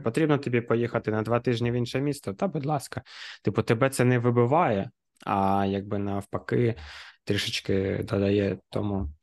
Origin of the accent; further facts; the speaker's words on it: Kharkiv, Kharkiv Oblast, Ukraine; ми, харків'яни, дніпряни